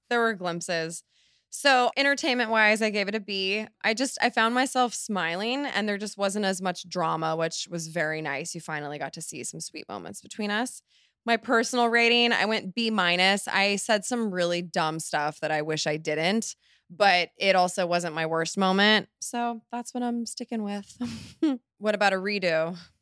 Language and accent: English; Laguna Beach, California, United States; moved away; I haven't lived in Laguna in, you know, eighteen years?